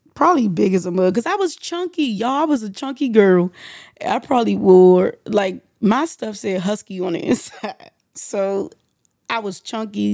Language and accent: English; United States; we're from the District of Columbia, Maryland area